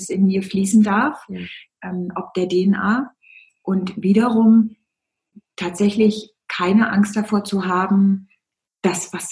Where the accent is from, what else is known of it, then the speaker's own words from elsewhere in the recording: Bavaria, Germany; Und als Bayer